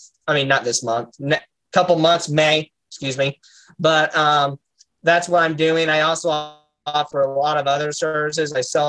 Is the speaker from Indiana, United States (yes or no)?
yes; Indiana, United States; born or raised there